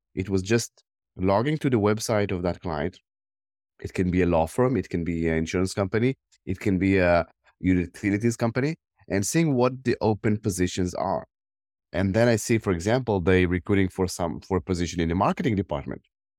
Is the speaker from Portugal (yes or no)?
no; Tel Aviv District, Israel; English is a second language; Yeah, I born in Israel. I grew up around the Tel Aviv area. I spent most of my life here.